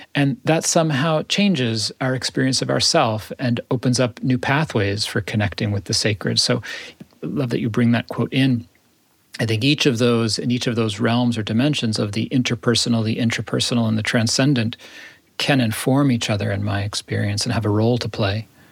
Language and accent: English; United States; as an American, as a Jew, as a spiritual teacher